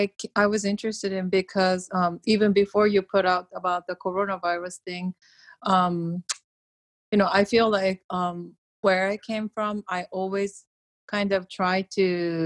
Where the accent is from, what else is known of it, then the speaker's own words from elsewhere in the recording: Japan; moved away; I'm from Japan, but I'm where my family is more male dominant.